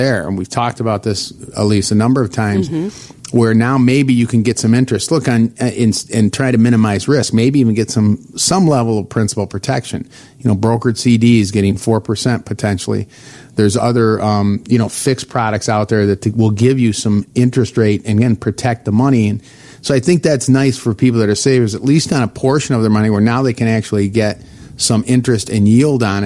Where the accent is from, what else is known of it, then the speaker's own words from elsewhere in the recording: north of Detroit, Michigan, United States; now in Illinois, United States; north of Detroit, and that's where I grew up